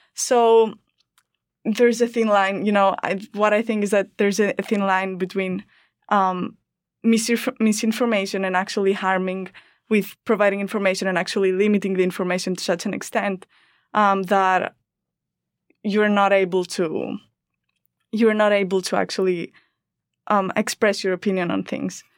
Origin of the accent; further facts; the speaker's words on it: Greece; English is a second language; moved away as an adult; I'm an international student. I'm from Greece